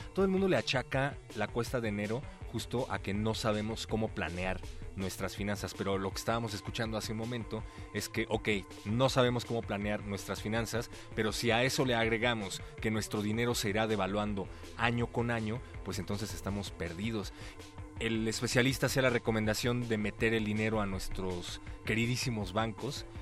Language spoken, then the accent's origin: Spanish; Mexico; como mexicano